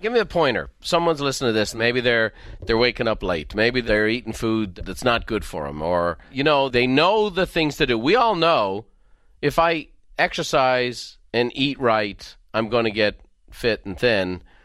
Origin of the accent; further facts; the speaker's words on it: Ireland; growing up in Ireland